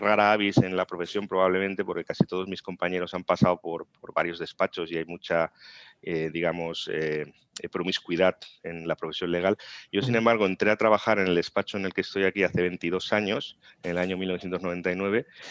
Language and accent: Spanish; Tarragona, Catalonia, Spain; also born or lived in Navarra; yo nací en Tarragona